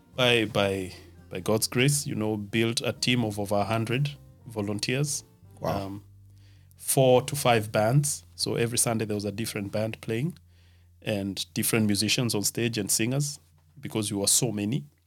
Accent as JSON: {"language": "English", "town": "Nakuru", "region": "Nakuru County", "country": "Kenya", "also_born_or_lived": "Nairobi, Kenya", "moved": "as an adult", "lives_now": "Germany", "said": "I come from Nakuru, the town of the millions of flamingos."}